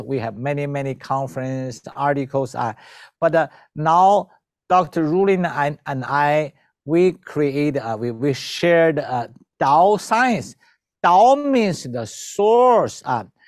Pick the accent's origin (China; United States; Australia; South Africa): China; moved away as an adult; also born or lived in Philippines / Vancouver, Canada; I was born in China.